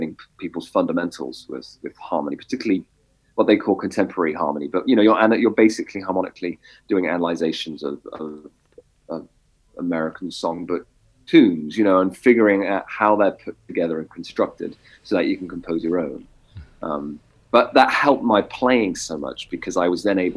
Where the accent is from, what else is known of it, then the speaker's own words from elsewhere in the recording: England, United Kingdom; moved away as an adult; also born or lived in Boston, United States; now in Texas, United States; Growing up in England